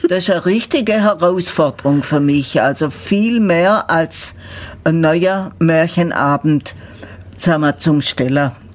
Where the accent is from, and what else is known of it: Ulm, Baden-Württemberg, Germany; accent: Ulmer Schwäbisch